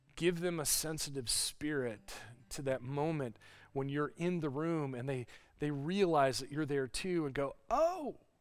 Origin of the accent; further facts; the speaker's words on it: Lake Michigan, Midwest, United States; I grew up on Lake Michigan